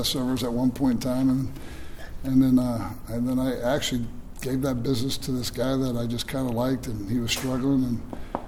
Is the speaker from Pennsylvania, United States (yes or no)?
no; Boca Raton, Florida, United States; now in Tampa, United States; worked with Jim Leavitt down at FAU